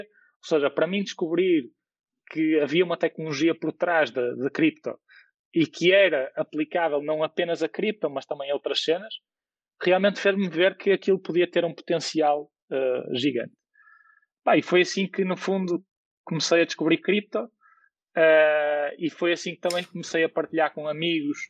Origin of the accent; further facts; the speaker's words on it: Porto, Norte, Portugal; eu nasci no Porto e, portanto, sou, sou do Porto e, portanto, estudei também no Porto